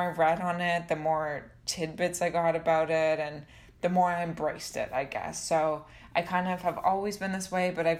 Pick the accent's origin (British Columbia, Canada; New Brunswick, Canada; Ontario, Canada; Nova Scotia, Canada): Ontario, Canada; London; also born or lived in Toronto; I grew up in London, Ontario